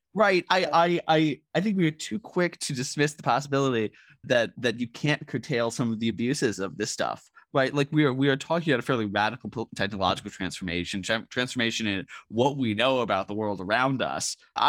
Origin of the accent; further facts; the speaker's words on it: United States; Because I'm an American and distrustful of the government